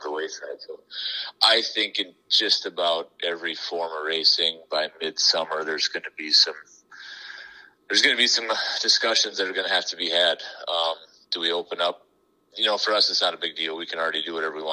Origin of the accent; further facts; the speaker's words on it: Sioux Falls, South Dakota, United States; Born and raised in Sioux Falls